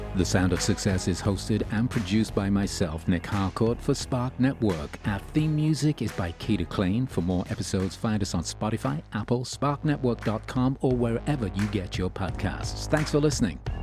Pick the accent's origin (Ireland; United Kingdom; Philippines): United Kingdom; England; growing up in England